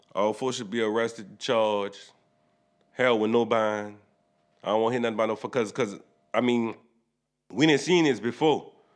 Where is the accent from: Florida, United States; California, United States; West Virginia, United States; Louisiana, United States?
Louisiana, United States; New Orleans; we from New Orleans